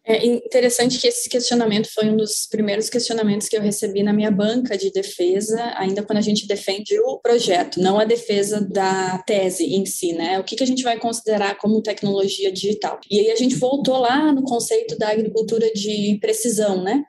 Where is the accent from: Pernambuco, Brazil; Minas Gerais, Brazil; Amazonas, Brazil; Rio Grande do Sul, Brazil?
Rio Grande do Sul, Brazil; São José do Herval; moved away as an adult; also born or lived in Illinois, United States; now in United States; sou natural de São José do Herval, na região de Lajeado, Passo Fundo